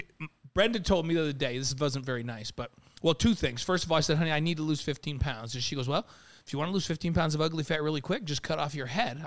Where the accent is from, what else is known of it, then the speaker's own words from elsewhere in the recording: New York, United States; I'm a hip-hop guy growing up in New York playing basketball